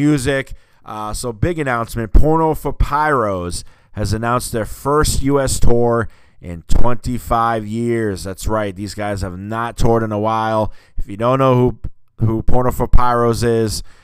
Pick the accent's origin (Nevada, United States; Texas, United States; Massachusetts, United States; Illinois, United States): Massachusetts, United States; I'm from Mass